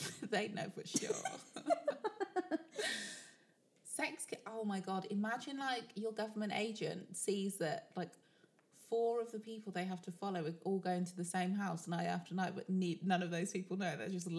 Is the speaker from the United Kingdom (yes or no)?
yes; Birmingham, West Midlands, United Kingdom; accent: Brummy; It's a vaguely Brummy accent, like just basically my accent exaggerated